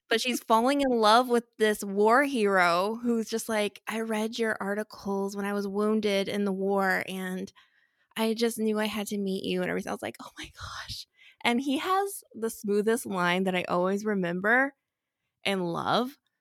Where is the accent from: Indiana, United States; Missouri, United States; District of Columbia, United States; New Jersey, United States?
Missouri, United States; St. Louis; I grew up watching it because I'm from Saint Louis